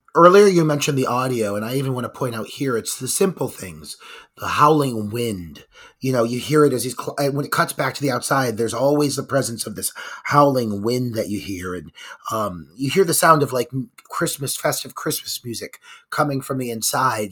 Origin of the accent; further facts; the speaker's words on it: Cleveland, Ohio, United States; my hometown of Cleveland, Ohio.